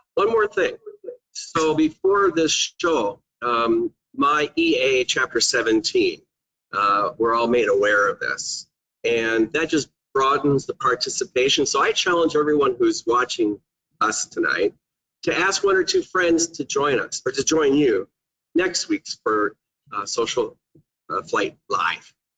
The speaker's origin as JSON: {"language": "English", "town": "Manitowoc", "region": "Wisconsin", "country": "United States", "said": "I'm from Manitowoc, Wisconsin"}